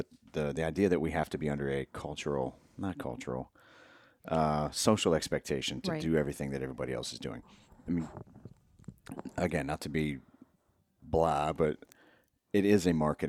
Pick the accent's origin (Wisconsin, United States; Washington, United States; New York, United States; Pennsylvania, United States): Pennsylvania, United States; Erie; my family, when we were growing up, the town over, I grew up outside of Erie, mm-hmm, in Pennsylvania